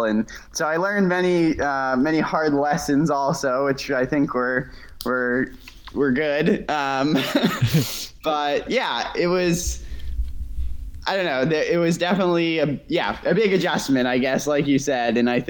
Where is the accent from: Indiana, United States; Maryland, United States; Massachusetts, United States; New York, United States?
Massachusetts, United States; Needham; now in Bar Harbor, United States; So I'm from Needham, Mass, outside of Boston. Currently I'm in Bar Harbor in Maine.